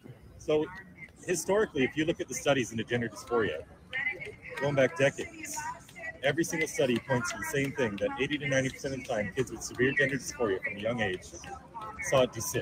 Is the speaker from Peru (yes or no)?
no; Canada; Oh, I go around in North America. I'm from Canada.